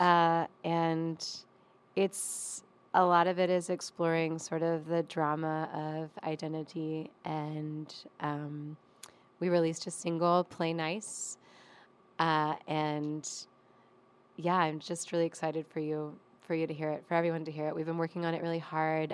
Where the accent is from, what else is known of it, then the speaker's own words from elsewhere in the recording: Ashland, Virginia, United States; I grew up, like, in the woods outside of Ashland